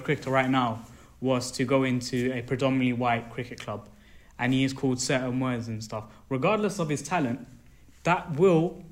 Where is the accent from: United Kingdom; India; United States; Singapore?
United Kingdom; as a British South Asian that's trying to get into the sports industry